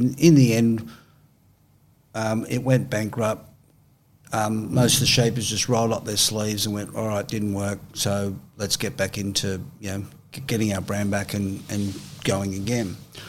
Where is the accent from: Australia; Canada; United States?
Australia; I'm Australian.